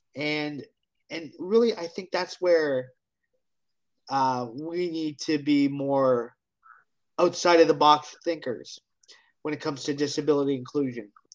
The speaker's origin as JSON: {"language": "English", "town": "Hamilton", "region": "Ontario", "country": "Canada", "said": "I am from Hamilton, Ontario, Canada."}